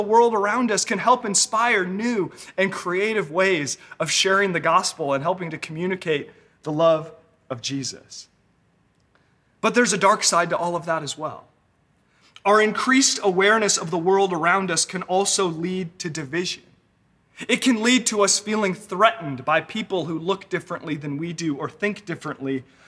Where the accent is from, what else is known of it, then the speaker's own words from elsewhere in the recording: Northern California, United States; also born or lived in Los Angeles; I was raised here in Northern California.